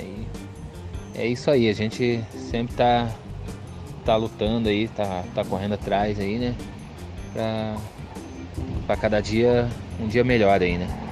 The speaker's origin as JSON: {"language": "Portuguese", "town": "Piraquara", "region": "Paraná", "country": "Brazil", "said": "eu sou aqui do município de Piraquara"}